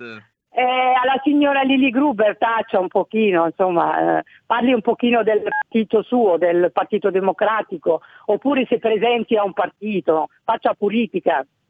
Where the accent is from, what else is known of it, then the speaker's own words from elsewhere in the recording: Italy; sono cresciuta anche in Italia